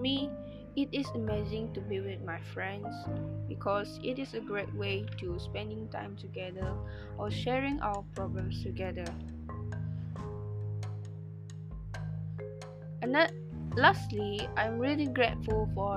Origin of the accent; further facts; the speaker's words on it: Sarawak, Malaysia; moved away; meet my family this year and celebrate Christmas Eve together in my hometown in Sarawak.